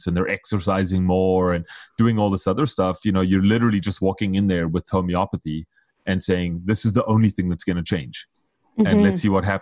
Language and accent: English; South Africa; I'm South African